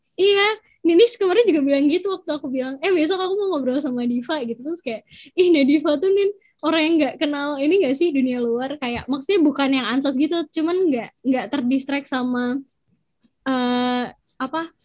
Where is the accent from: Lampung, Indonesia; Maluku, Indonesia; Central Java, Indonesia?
Central Java, Indonesia; Surakarta; aku dari Solo